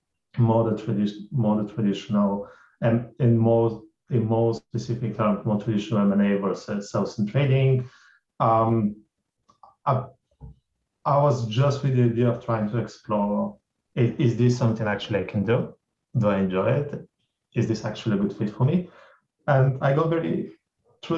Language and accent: English; Bulgaria; moved away; I grew up in Bulgaria, that's very Eastern Europe